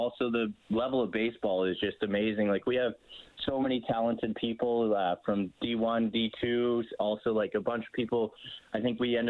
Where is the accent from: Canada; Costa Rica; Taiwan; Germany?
Canada; Cochrane, Alberta; also born or lived in Arizona; I'm from Cochrane, so just outside of Calgary